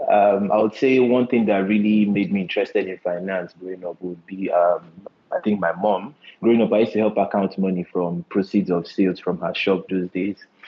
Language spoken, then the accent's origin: English; Port Harcourt, Delta, Nigeria; moved away; also born or lived in Luton, United Kingdom; I'm from Delta State. Um, I grew up in Port Harcourt and Delta State as well